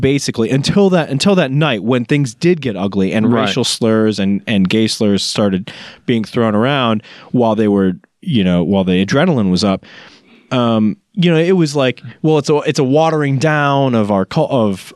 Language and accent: English; Chicago, Illinois, United States; when I was growing up in Chicago